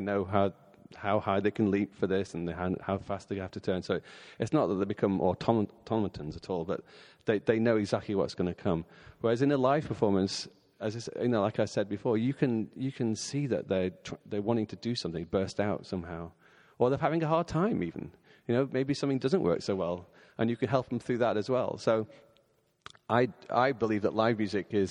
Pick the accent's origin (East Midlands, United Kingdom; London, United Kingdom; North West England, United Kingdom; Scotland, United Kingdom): North West England, United Kingdom; Bolton; I grew up in a place called Bolton, which is just north of Manchester in England.